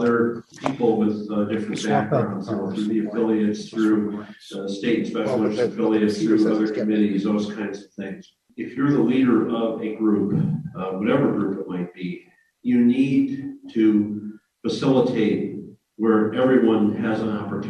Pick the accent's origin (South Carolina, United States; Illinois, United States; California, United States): Illinois, United States; Springfield; I'm from Springfield, Illinois